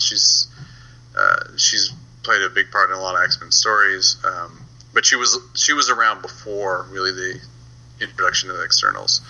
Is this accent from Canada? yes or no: yes; Canada; I'm Canadian